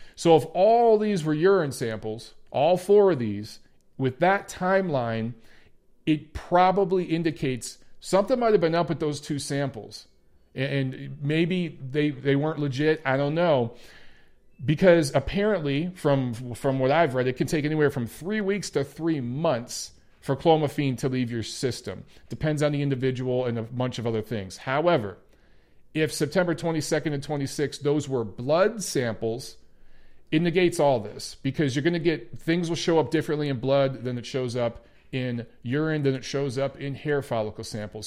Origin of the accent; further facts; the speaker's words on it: Detroit, Michigan, United States; my Detroit Lions, my hometown team